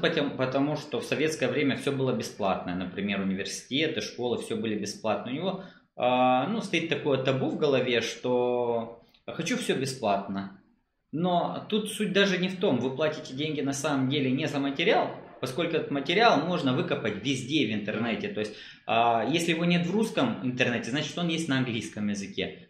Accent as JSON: {"language": "Russian", "country": "Moldova", "said": "я из Молдавии, у нас рынок не очень таки большой"}